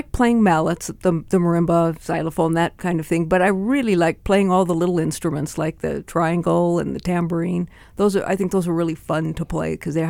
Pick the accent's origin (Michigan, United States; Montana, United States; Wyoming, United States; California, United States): Montana, United States; Great Falls; I was born in Great Falls and went to school at Lewis and Clark and East Middle School and Great Falls High. Mm. So I'm a local girl.